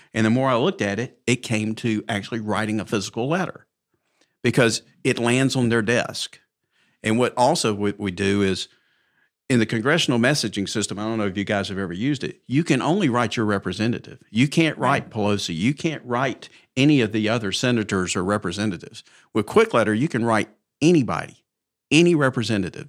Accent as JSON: {"language": "English", "town": "Mountain Brook", "region": "Alabama", "country": "United States", "tie": "born or raised there", "said": "born and raised in Mountain Brook, graduated high school in 1978"}